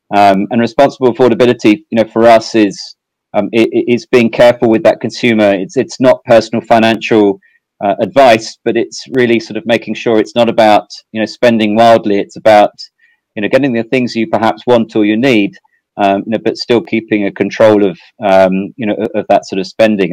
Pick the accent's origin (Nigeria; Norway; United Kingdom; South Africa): United Kingdom; South East England; moved away as an adult; also born or lived in Amsterdam, Netherlands / Ireland / Sydney, Australia; now in Singapore; I'm from England originally. Um, I think uh, my accent still still shows that. Um, I, I, grew up in uh, sort of southeast England.